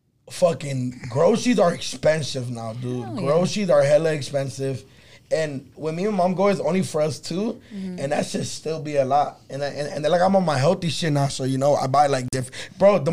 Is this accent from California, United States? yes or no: yes; Los Angeles, California, United States